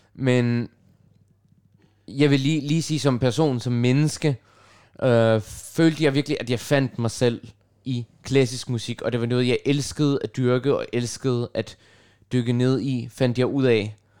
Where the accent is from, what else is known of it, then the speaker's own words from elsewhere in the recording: Copenhagen, Capital Region of Denmark, Denmark; first language Russian and Arabic; Danish is a second language; jeg er født og opvokset på Nørrebro i København